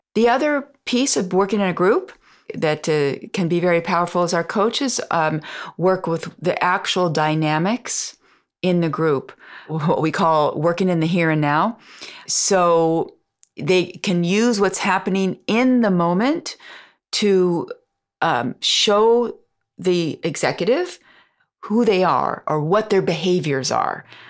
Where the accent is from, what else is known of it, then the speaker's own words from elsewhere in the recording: United States; moved away as an adult; also born or lived in France; As an American